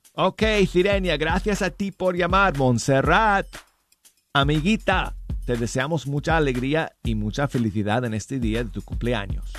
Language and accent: Spanish; Denver, Colorado, United States; mi tierra natal de Colorado y mi ciudad de Denver